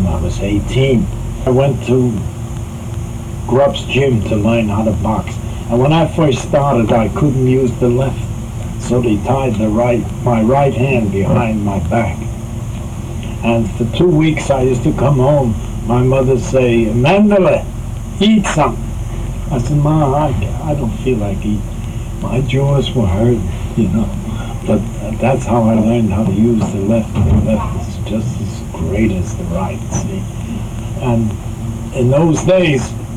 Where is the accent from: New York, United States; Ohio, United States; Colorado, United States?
New York, United States; New York City; I was raised in Harlem. East Harlem was all a real rough